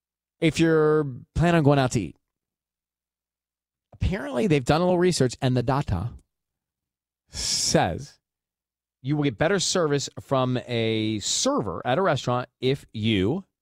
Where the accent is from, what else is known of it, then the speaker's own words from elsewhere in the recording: the South, United States; now in Southern California, United States; I grew up in the South, and we dressed for stuff.